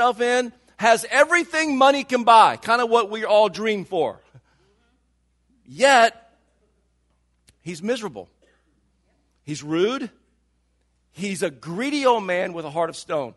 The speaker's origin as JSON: {"language": "English", "region": "the South", "country": "United States", "tie": "born or raised there", "moved": "yes", "lives_now": "Silicon Valley, United States", "said": "I grew up in the South"}